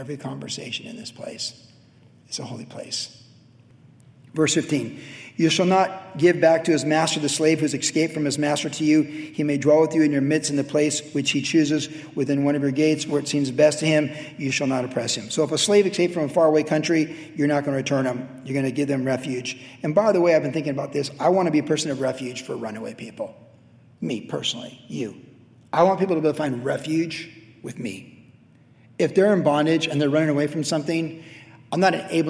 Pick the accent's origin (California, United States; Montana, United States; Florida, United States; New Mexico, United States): California, United States; Carlsbad; Growing up in Carlsbad, we used to skate down across Highland Street, down to Tamarack